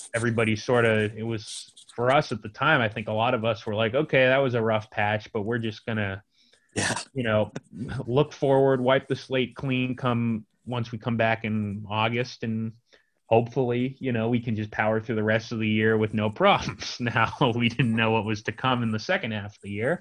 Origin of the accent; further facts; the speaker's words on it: San Diego, California, United States; now in San Francisco, United States; I'm in San Diego right now with my family.